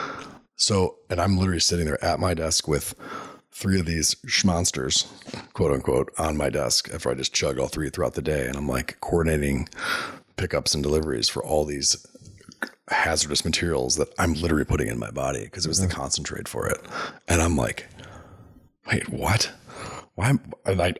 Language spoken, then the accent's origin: English; Illinois, United States; that's my home state